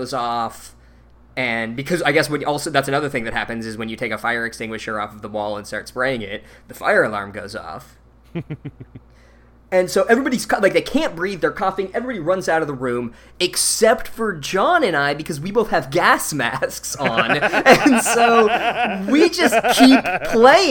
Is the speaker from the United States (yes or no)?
yes; Phoenix, Arizona, United States; we're from Phoenix